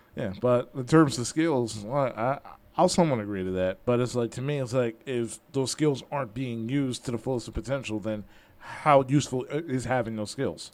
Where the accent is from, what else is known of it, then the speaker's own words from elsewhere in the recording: Philadelphia, Pennsylvania, United States; I'm from Philly, so like you know we're all jaded and angry all the time.